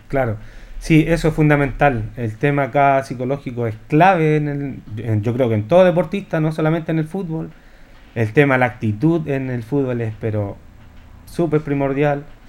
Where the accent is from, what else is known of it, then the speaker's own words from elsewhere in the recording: Linares, Maule, Chile; uno como linarense